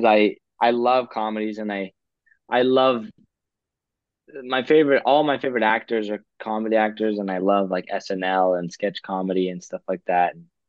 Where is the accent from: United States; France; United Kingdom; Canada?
Canada; Calgary, Alberta; moved away as an adult; now in Vancouver, Canada; I'm from Calgary, but I'm living in Vancouver right now